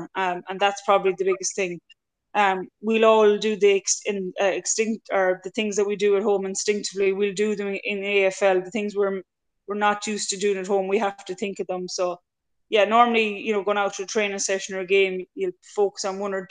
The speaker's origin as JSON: {"language": "English", "country": "Ireland", "moved": "as an adult", "lives_now": "Australia", "said": "as Irish girls"}